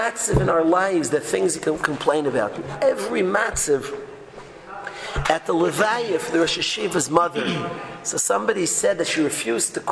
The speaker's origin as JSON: {"language": "English", "region": "New York", "country": "United States", "said": "I'm a New Yorker. I'm not a Los Angeles, Florida guy"}